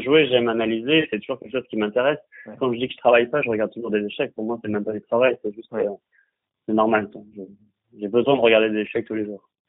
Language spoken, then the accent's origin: French; Bordeaux, Nouvelle-Aquitaine, France; je suis de Bordeaux